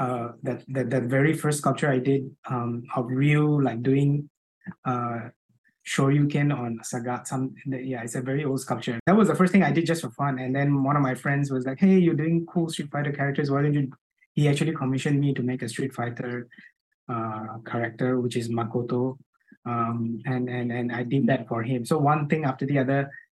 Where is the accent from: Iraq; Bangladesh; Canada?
Bangladesh; moved away as an adult; now in Singapore; So I'm originally from Bangladesh. Mm-hmm. So I came to Singapore to study, which was 20 years ago.